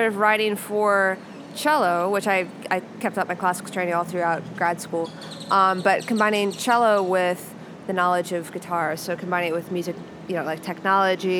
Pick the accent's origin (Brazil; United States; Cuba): United States; Kansas City, Missouri; now in Chicago, United States; I was born in Kansas City.